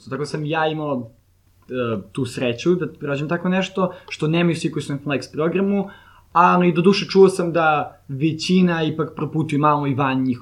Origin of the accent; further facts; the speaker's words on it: Serbia; also born or lived in Lynnwood, Washington, United States; ja sam iz Srbije